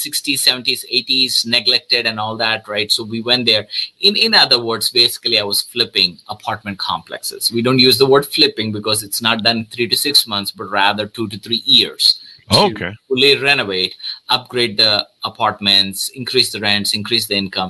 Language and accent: English; South India, India; moved away as an adult; now in United States; I'm originally from India, South India.